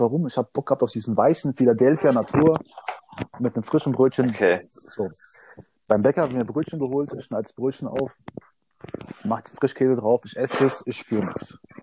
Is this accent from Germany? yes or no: yes; Odenwald, near Darmstadt, Hesse, Germany; ich bin am Tor zum Odenwald aufgewachsen, geboren und lebe hier